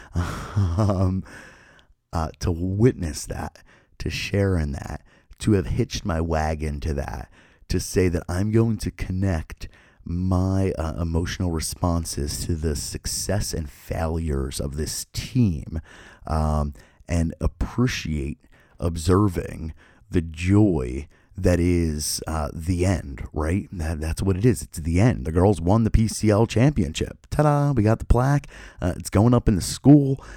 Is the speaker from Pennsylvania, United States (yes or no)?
yes; Philadelphia, Pennsylvania, United States; I grew up in Philadelphia